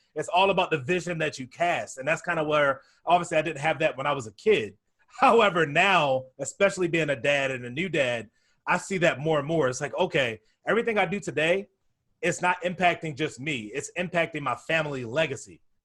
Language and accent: English; Baltimore, Maryland, United States; I grew up down in Baltimore, Maryland